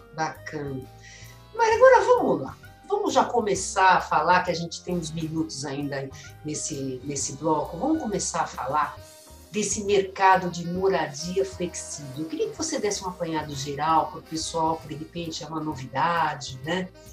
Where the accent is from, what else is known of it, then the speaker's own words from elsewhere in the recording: São Caetano do Sul, São Paulo, Brazil; da cidade natal, que eu sou de São Caetano